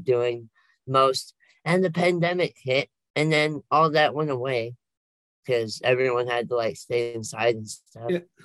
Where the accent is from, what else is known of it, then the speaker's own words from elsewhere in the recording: Oregon, United States; I've been here all my life